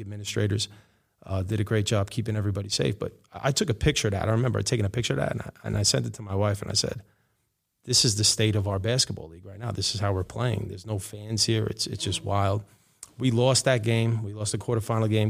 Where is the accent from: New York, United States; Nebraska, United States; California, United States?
New York, United States; New York City; I grew up in Rego Park, uh, in Queens.